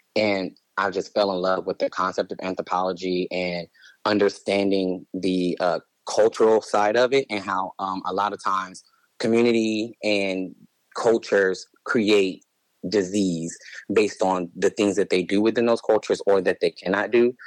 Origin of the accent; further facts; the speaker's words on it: Cleveland, Ohio, United States; also born or lived in Los Angeles, California; now in Phoenix, United States; I grew up in Cleveland, Ohio